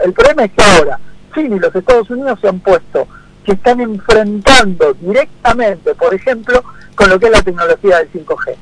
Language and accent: Spanish; Argentina; nuestros propios argentinos